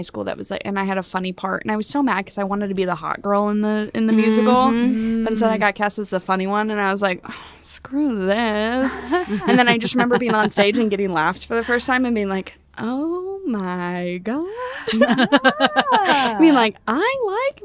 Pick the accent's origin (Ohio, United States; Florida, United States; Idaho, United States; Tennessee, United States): Tennessee, United States; Goodlettsville; moved away; also born or lived in Los Angeles; I grew up in Goodlettsville, Tennessee. Small town, little country town with cows and horses.